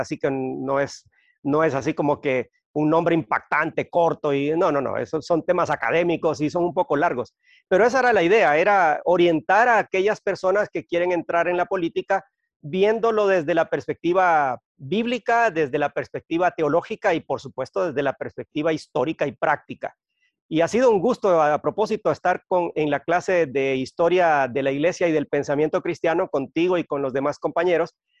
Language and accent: Spanish; Honduras; also born or lived in Guatemala City, Guatemala; soy hondureño, eh, viví muchos años en Guatemala